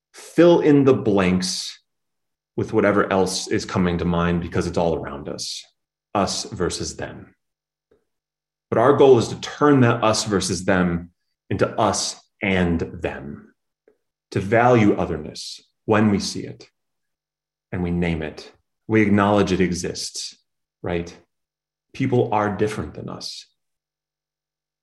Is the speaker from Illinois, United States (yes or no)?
yes; Chicago, Illinois, United States; being a Chicagoan, right? It's in my blood, generations deep.